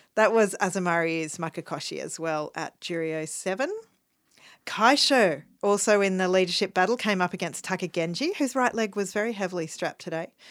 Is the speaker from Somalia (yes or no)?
no; Melbourne, Victoria, Australia; as a Melbourneian, as an Australian